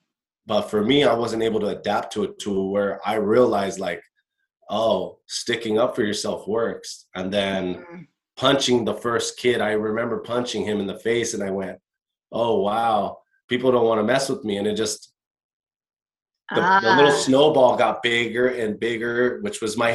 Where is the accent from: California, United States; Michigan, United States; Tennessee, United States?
California, United States; Costa Mesa; him and my mom met in Newport Beach, had me, bought a house in Costa Mesa